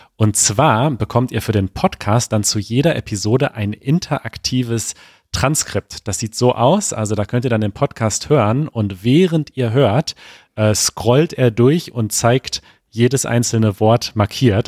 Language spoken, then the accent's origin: German; Germany; als Deutscher